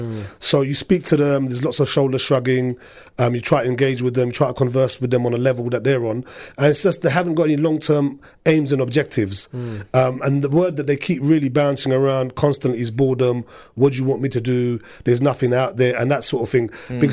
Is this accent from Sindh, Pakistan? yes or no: no; Punjab, Pakistan; Looting majority people are from Azad Kashmir or I'm from the Punjab.